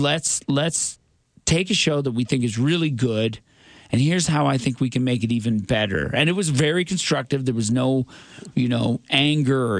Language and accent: English; Newfoundland and Labrador, Canada; as a Newfoundlander, grew up in Newfoundland, thinking I was white